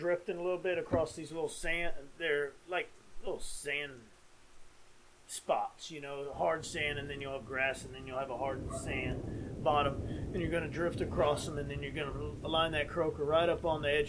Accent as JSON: {"language": "English", "region": "South Texas", "country": "United States", "said": "I'm from South Texas"}